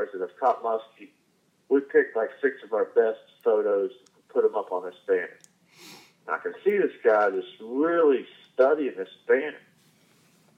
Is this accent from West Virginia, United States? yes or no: yes; West Virginia, United States; I'm from West Virginia